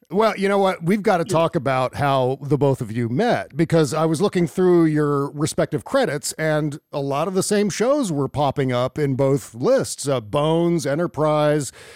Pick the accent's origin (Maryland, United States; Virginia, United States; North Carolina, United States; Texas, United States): Virginia, United States; Northern; I was uh, born and raised in Northern Virginia